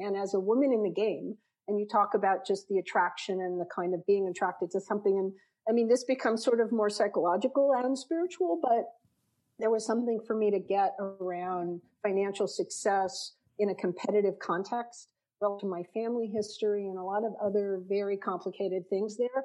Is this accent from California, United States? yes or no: yes; Los Angeles, California, United States; moved away as an adult; now in Las Vegas, United States; I grew up in Los Angeles